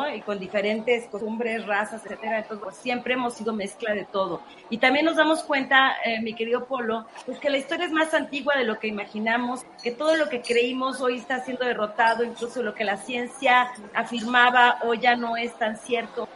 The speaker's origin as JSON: {"language": "Spanish", "country": "Mexico", "said": "como mexicanos"}